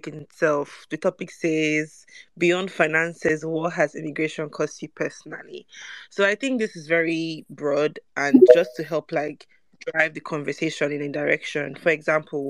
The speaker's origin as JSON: {"language": "English", "country": "Nigeria", "moved": "yes", "said": "as a Nigerian"}